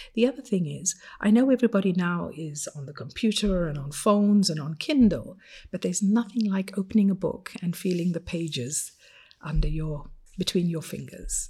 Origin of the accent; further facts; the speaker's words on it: Fiji; English is a second language; moved away as an adult; now in Geneva, Switzerland; from the age of five, when I first learned to read, and English was not my first language, as you can imagine, my father used to take us to the Silver City Library every Saturday morning